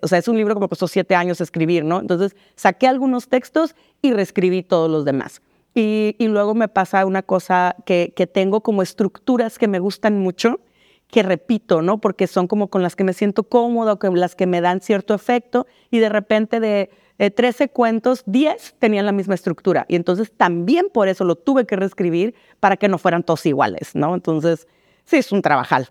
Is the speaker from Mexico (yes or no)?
yes; Mexicali, Baja California, Mexico; me sentí un poco este, extranjera en mi pueblo, ¿no? Porque no allá en Mexicali es, muy, es una frontera muy distinta